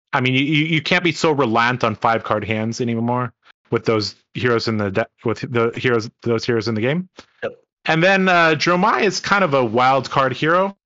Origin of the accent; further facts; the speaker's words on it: Hong Kong; moved away; I, I come from Hong Kong.